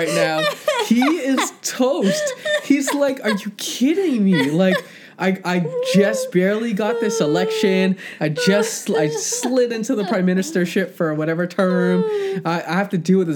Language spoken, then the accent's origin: English; Toronto, Ontario, Canada; I grew up in Scarborough